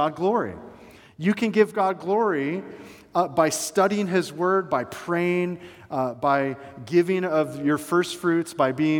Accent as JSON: {"language": "English", "town": "Atlanta", "region": "Georgia", "country": "United States", "tie": "born or raised there", "moved": "yes", "lives_now": "Bradenton area, United States", "said": "I was growing up in Atlanta"}